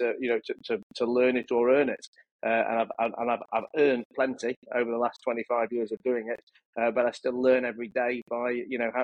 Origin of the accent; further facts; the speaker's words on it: Leeds, Yorkshire and the Humber, United Kingdom; I grew up in a town called Leeds, a city called Leeds in the north of England. I was born and raised there